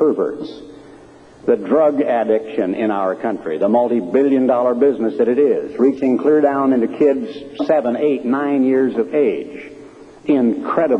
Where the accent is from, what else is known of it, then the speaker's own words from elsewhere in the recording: Oregon, United States; I'm an Oregonian. I grew up in Oregon during World War II